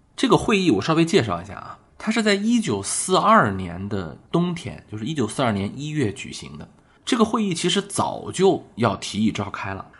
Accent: China; 我们中国人

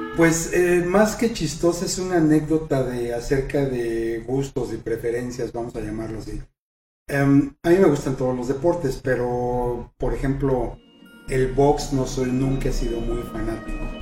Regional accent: Mexico; nosotros como mexicanos

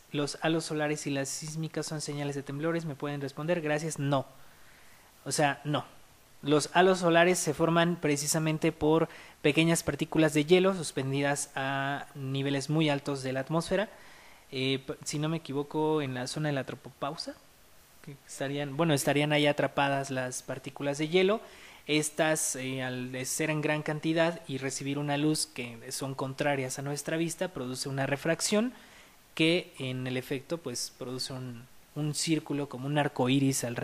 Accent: Peru; el volcán Huaynaputina en mi país, en Perú.

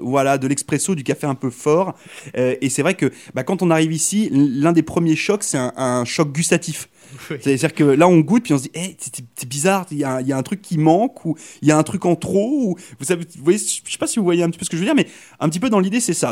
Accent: Brittany, France; now in Canada; je suis originaire de Bretagne en France

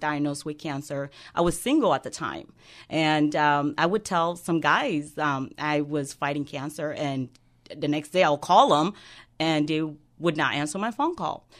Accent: Guinea; now in United States; I was born and raised in West Africa, Guinea

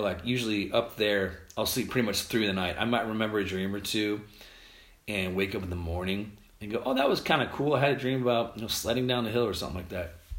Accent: United States; we're from America

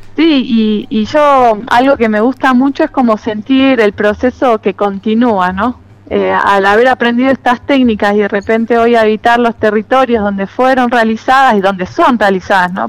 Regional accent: Trenque Lauquen, Buenos Aires Province, Argentina; moved away as an adult; now in Londres, Catamarca, Argentina; empecé de chica, en Trenquelauquen, que es donde yo nací y me crié y viví hasta los 18 años

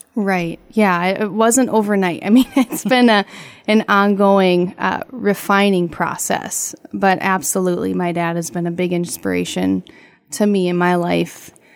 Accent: Laporte, Minnesota, United States; now in Walker, United States; I grew up in LaPorte.

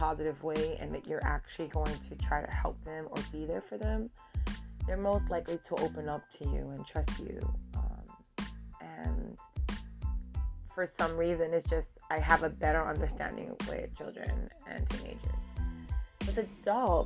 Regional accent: New York City, New York, United States; Born and raised in the Bronx.

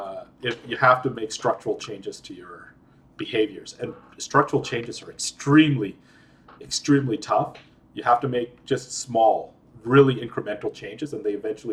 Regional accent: Libya; also born or lived in Edmonton, Canada / India; So I was born in Edmonton, but at the age of three, we moved to Libya. And we lived in Libya for about 8 years, 7.5 to 8 years. And so I grew up in a communist country in an expat village, and growing up half in Canada, growing half on India

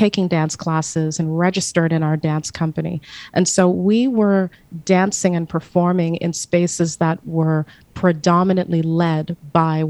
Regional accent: Burlington, Ontario, Canada; I remember being a young girl growing up in Burlington, Ontario

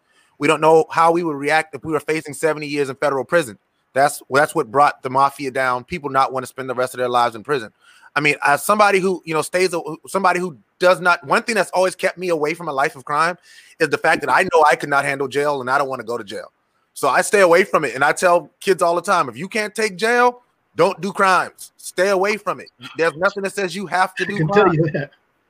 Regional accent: Charleston, South Carolina, United States; I'm from Charleston, and like where I lived, West Ashley

